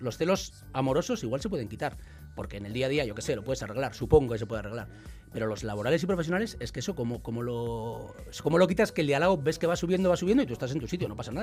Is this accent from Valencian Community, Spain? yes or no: no; Basque Country, Spain; soy vasco